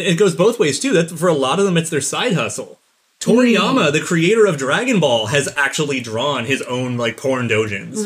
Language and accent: English; United States; as an American